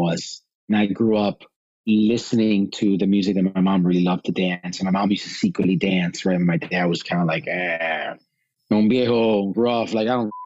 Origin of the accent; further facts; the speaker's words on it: Chicago, Illinois, United States; I was born in Chicago, first generation born in Chicago in the United States